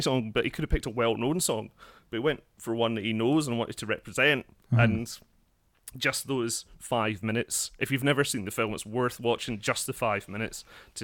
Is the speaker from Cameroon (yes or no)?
no; Scotland, United Kingdom; I grew up an hour outside of Glasgow